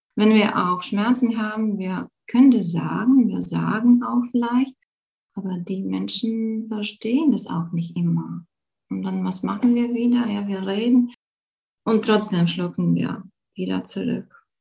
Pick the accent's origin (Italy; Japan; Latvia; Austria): Latvia; German is a second language; moved away as an adult; now in Germany; bin Lettin, wirklich. Ich bin in Lettland geboren, aber schon seit, hm, ja, schon seit äh, zehn Jahren lebe ich in Deutschland